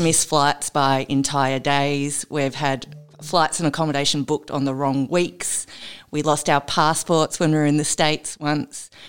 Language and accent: English; Melbourne, Victoria, Australia; My mum's originally from the UK, but yeah, we we grew up in Melbourne